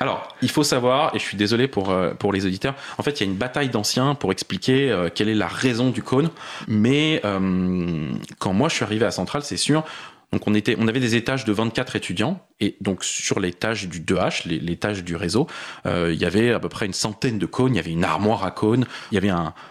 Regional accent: Paris, Île-de-France, France; born or raised there

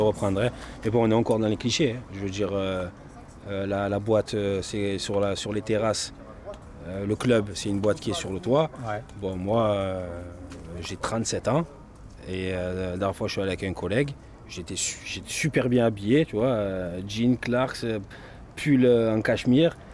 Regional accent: Marseille, Provence-Alpes-Côte d'Azur, France; moved away as an adult; also born or lived in Briançon; je suis parti 10 ans de Marseille. Je suis revenu

